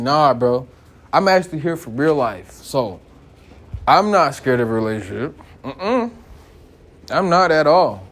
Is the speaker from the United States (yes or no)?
yes; United States; me growing up here